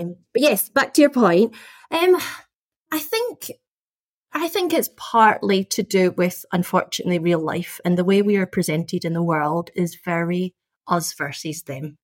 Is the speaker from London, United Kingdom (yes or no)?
no; Scotland, United Kingdom; I was born and brought up in Scotland